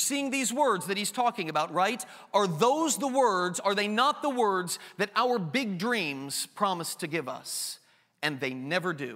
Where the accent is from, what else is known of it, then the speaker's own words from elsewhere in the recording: Enid, Oklahoma, United States; also born or lived in Greentown; I'm from Greentown. I was born in Enid, Oklahoma